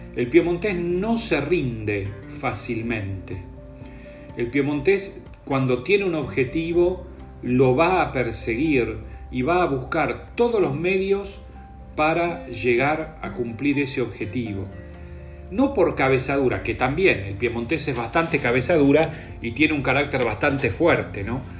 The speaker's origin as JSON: {"language": "Spanish", "region": "Buenos Aires", "country": "Argentina", "said": "los que somos de San Telmo"}